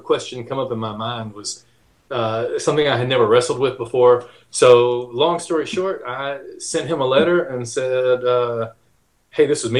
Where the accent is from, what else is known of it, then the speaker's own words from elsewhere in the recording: Georgia, United States; moved away; also born or lived in Alabama; I'm from Georgia, but most of my family's from Alabama